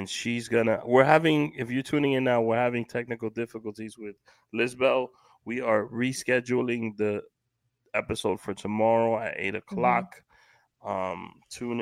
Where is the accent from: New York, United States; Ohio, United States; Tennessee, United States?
New York, United States; New York City; As a kid growing up in Washington Heights